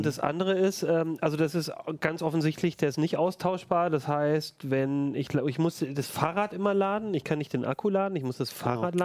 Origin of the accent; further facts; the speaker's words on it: Ulm, Baden-Württemberg, Germany; now in Hannover, Germany; in meiner Heimatstadt Ulm